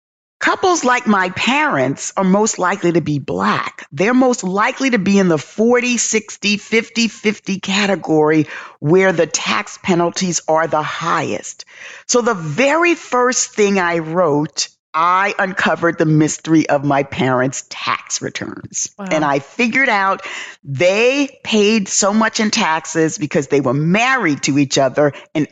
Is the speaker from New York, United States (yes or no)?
yes; New York City, New York, United States; moved away as an adult; now in Atlanta, United States; growing up in the South Bronx, experiencing racism, observing racism